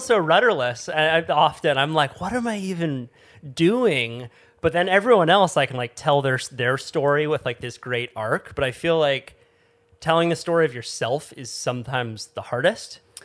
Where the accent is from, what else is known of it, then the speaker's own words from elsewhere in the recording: Santa Cruz, California, United States; where I grew up in Santa Cruz